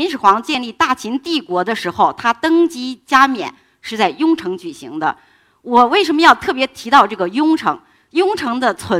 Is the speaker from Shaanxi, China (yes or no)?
yes; Shaanxi, China; 我来自陕西，